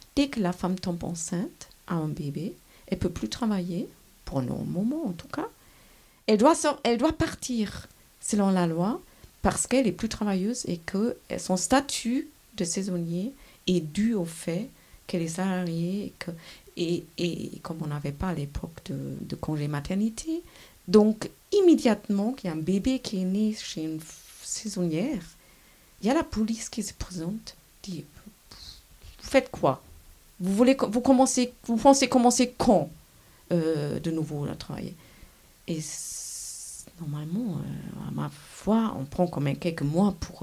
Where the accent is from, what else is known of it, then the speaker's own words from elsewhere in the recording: Germany; moved away as an adult; also born or lived in France; now in Switzerland; je suis allemande